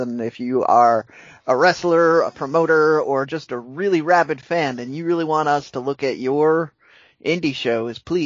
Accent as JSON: {"language": "English", "country": "United States", "said": "I am American"}